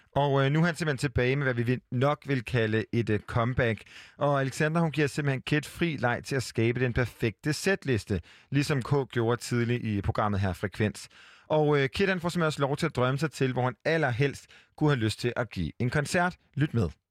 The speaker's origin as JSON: {"language": "Danish", "town": "Hjortshøj", "region": "Central Denmark Region", "country": "Denmark", "tie": "born or raised there", "moved": "yes", "said": "da jeg boede hjemme i Hjortøj, en by ja. uden for øh, Aarhus"}